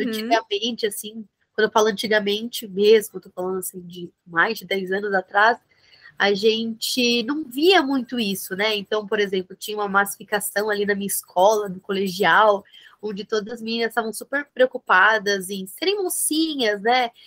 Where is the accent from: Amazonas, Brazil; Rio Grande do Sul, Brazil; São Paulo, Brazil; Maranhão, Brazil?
São Paulo, Brazil; São Bernardo do Campo; aqui no ABC, eu sou de São Bernardo do Campo